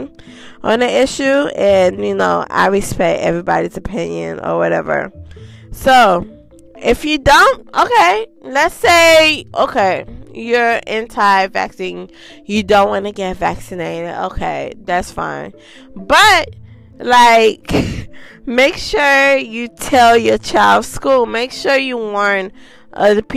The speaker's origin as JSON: {"language": "English", "country": "Haiti", "tie": "born or raised there", "moved": "yes", "said": "I was born in Haiti."}